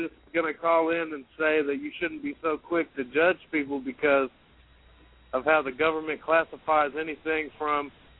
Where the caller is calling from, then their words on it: Indianapolis, Indiana, United States